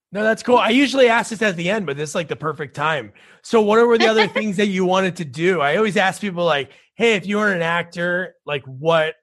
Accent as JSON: {"language": "English", "region": "New Jersey", "country": "United States", "tie": "born or raised there", "moved": "yes", "said": "I grew up in New Jersey. I live here now"}